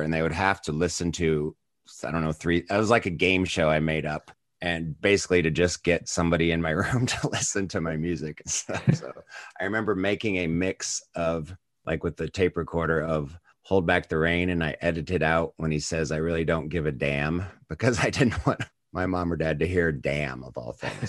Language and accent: English; United States